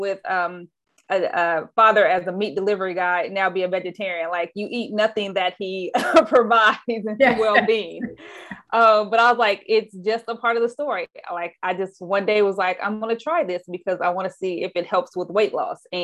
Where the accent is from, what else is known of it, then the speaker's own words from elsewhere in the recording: Anderson, Indiana, United States; now in Oakland, United States; I actually grew up in a city called Anderson, Indiana. So Midwest girl